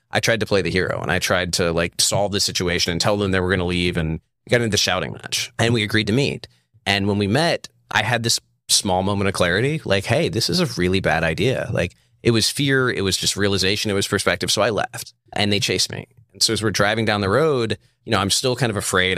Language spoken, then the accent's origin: English; Charlottesville, Virginia, United States; I'm from Charlottesville, Virginia.